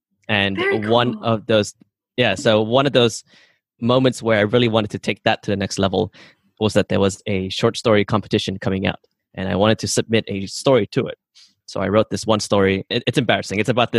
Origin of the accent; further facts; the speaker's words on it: Sarawak, Malaysia; So I come from Borneo Island. We're from the Iban tribe, and I do have family in the jungle, which is like 5-6 hours drive into the forests.